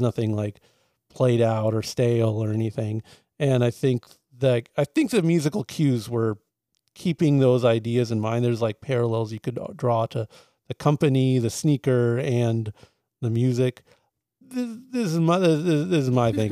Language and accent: English; San Diego, California, United States; growing up in San Diego